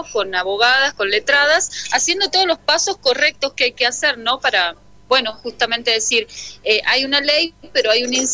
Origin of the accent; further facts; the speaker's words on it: Cruz del Eje, Córdoba, Argentina; moved away as an adult; now in San Salvador de Jujuy, Argentina; trabajo en el municipio de San Salvador de Jujuy hace 13 años ya, el mismo tiempo que vivo en esta provincia, porque soy de la provincia de Córdoba, soy de Cruz del Eje